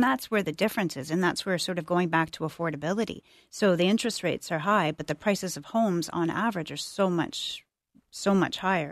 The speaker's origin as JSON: {"language": "English", "town": "Toronto", "region": "Ontario", "country": "Canada", "tie": "born or raised there", "moved": "yes", "lives_now": "Ottawa, Canada", "said": "I grew up in Toronto"}